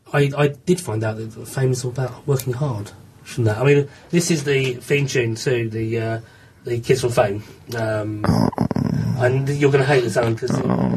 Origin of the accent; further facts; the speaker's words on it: Borehamwood, East of England, United Kingdom; I grew up in Boreham Wood, where they filmed not only Star Wars and Superman and Indiana Jones, but also Top of the Pops for a good 10 years.